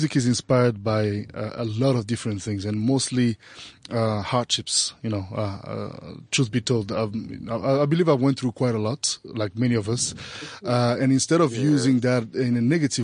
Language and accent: English; Bangui, Central African Republic; moved away as an adult; I was born in Central African Republic in Bangui, raised there until I was 18